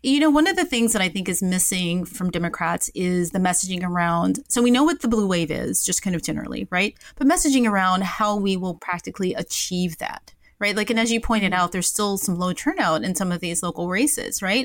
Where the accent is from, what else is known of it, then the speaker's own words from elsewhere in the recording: Memphis, Tennessee, United States; moved away; I grew up in Memphis, Tennessee